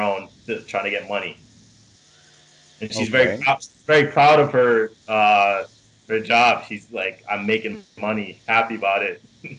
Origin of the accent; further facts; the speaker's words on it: New York City, New York, United States; growing up in New York City, taking the train